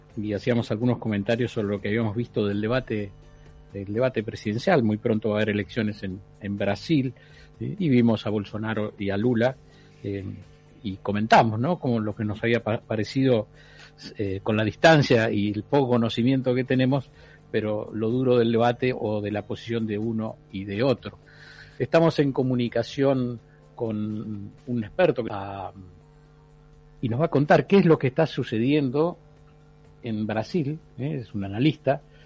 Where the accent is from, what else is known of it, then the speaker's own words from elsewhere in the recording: Argentina; como argentino